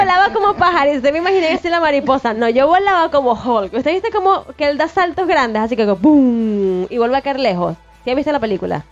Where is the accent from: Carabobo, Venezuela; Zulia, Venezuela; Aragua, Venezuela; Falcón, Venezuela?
Zulia, Venezuela; Maracaibo; now in Puerto Vallarta, Mexico; Maracaibo es mi ciudad natal